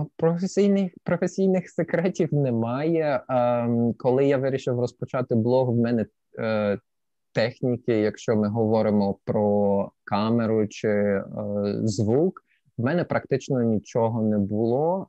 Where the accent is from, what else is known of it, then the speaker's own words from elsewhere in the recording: Sevastopol, Crimea, Ukraine; moved away as an adult; also born or lived in Lviv / China / Germany; now in Kobe, Japan; Я народився у Львові, а після двох або трьох місяців після мого народження моя сім'я переїхала до Севастополя Криму, і я виріс в Криму до 20 років.